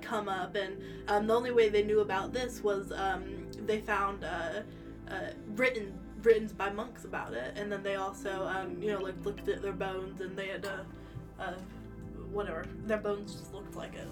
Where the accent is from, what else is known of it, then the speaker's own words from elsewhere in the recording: United States; moved away; Being American